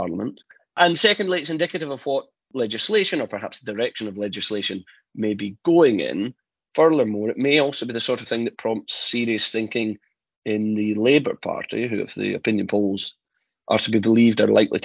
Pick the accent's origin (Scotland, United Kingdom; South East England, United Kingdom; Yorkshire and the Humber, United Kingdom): Scotland, United Kingdom; I'm the Scottish one.